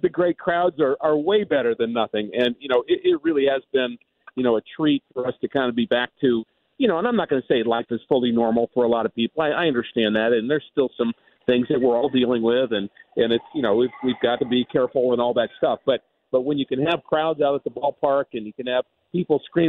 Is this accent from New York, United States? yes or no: yes; New York, United States; moved away; I grew up in New York in a very large family